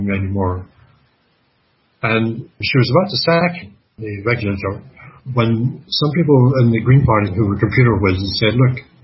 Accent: Canada; I'm Canadian

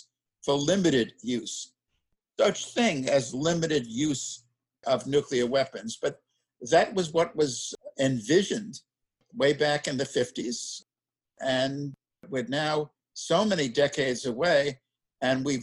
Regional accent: New York City, New York, United States; as a kid growing up in Brooklyn, New York

